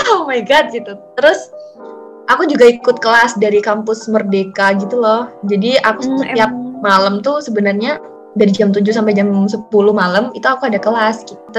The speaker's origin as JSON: {"language": "Indonesian", "town": "Wonogiri", "region": "Central Java", "country": "Indonesia", "said": "Iya, kenalin … aku dari Wonogiri, dari jurusan Teknologi Rekayasa Otomasi, Undip"}